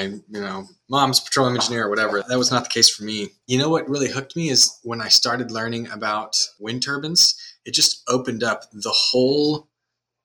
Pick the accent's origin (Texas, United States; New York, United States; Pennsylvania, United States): Texas, United States; Houston; also born or lived in Austin; I was actually born and raised in Houston, went to Stratford High School just down the road